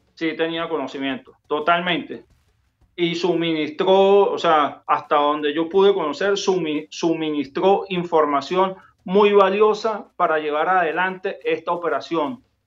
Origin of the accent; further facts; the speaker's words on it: Venezuela; nosotros tenemos como militares venezolanos